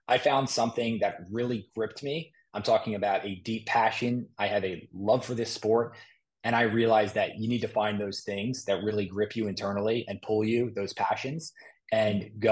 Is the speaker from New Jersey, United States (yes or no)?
yes; Moorestown, New Jersey, United States; I'm from Morristown